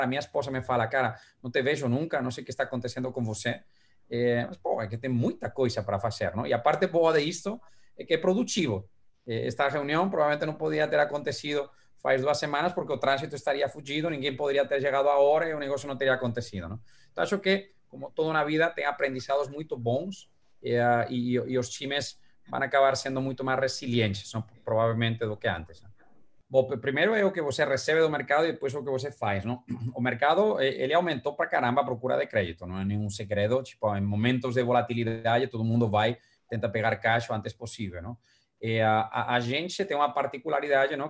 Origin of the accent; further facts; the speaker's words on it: Valencia, Valencian Community, Spain; Portuguese is a second language; now in Brazil; uma viagem para minha terra